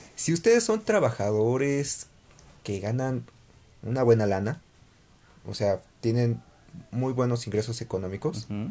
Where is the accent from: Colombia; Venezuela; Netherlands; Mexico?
Mexico; debemos de cambiar como mexicanos